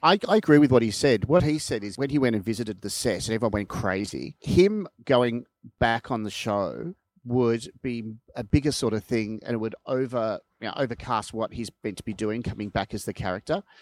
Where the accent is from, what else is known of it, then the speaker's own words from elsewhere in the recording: Melbourne, Victoria, Australia; I lived in Vermont South and my parents' house, uh, backed onto, um, Pin Oak Court.